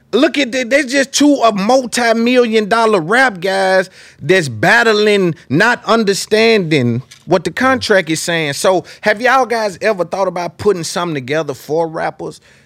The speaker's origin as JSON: {"language": "English", "town": "Nashville", "region": "Tennessee", "country": "United States", "said": "I'm from Nashville"}